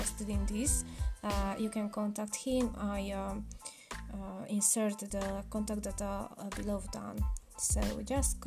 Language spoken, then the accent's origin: English; Romania; I'm a Hungarian from Romania